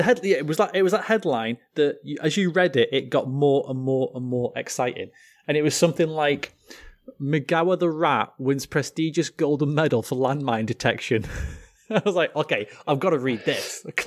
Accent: United Kingdom; I'm British.

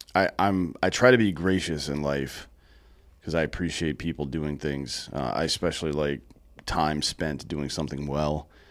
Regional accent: the Carolinas, United States; now in Texas, United States; I come from the Carolinas, too, so I kinda grew up on that kinda barbecue

